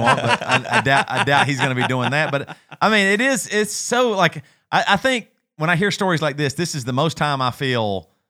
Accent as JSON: {"language": "English", "region": "South Carolina", "country": "United States", "said": "we're from South Carolina"}